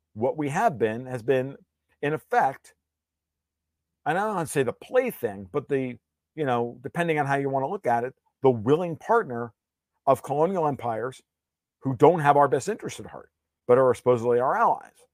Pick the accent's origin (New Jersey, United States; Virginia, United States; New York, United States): New York, United States; I'm mostly Italian, a little bit of Sicilian. So I mean, and I'm from New York.